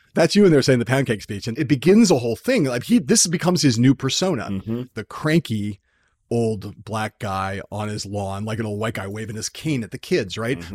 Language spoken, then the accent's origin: English; Los Angeles, California, United States; every suburban white kid I grew up with in San Fernando Valley watched Fat Albert every Saturday